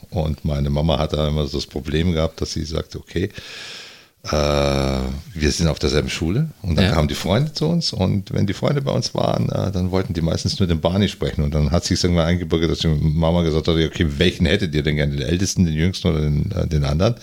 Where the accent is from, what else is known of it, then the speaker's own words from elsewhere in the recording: Unterallgäu, Bavaria, Germany; moved away as an adult; now in Northern Germany; ich bin im Unterallgäu aufgewachsen